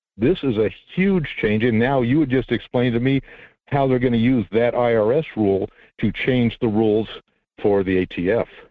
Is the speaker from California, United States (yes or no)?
yes; California, United States; I'm from California